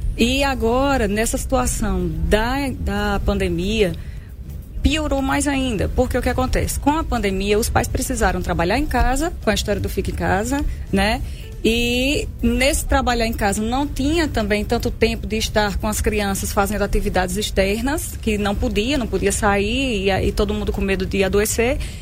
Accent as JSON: {"language": "Portuguese", "town": "Arapiraca", "region": "Alagoas", "country": "Brazil", "said": "sou de Arapiraca"}